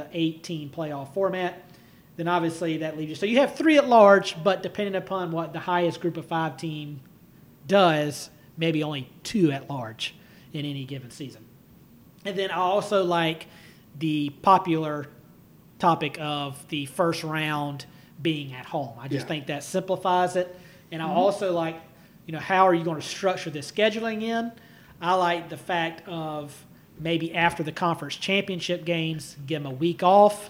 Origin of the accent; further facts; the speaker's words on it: South Carolina, United States; we're from South Carolina, Clemson fans